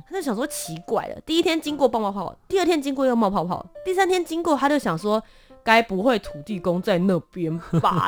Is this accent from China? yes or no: no; New Taipei, Taiwan; also born or lived in Kaohsiung; 我本身呢是在高雄出生，然后小学之后我就搬到了新北市